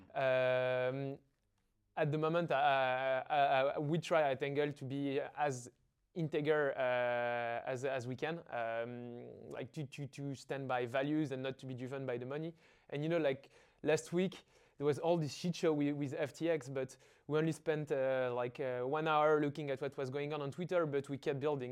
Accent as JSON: {"language": "English", "town": "Paris", "region": "Île-de-France", "country": "France", "tie": "born or raised there", "said": "I feel I, am a bit like the cliche of the student in an engineering school. Uh, I went to high school in the 16th neighborhood of Paris"}